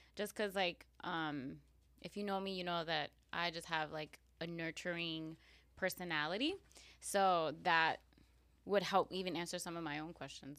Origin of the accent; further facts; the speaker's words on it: New York City, New York, United States; also born or lived in Queens, New York; I was born in Queens, New mm-hmm. York, but because of some issues, some uh, family issues, uh, we had to move to Staten Island uh, when I was two